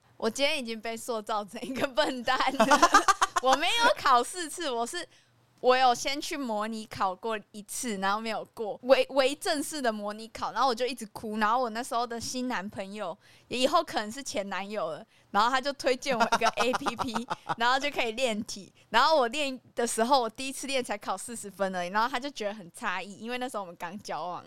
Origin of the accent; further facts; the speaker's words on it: Taichung, Taiwan; 作为一个台中人